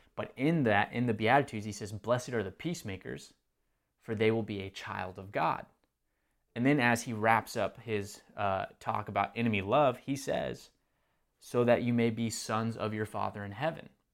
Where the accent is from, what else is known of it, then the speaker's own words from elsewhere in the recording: Texas, United States; now in Marietta, United States; I wasn't born um, in Texas, but grew up in Texas